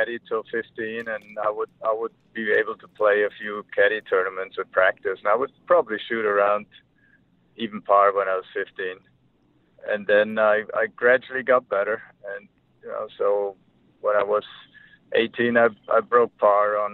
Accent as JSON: {"language": "English", "country": "Germany", "tie": "born or raised there", "moved": "as an adult", "lives_now": "United States", "said": "growing up in Germany in the winter, I was basically no golf for 4 or 5 months"}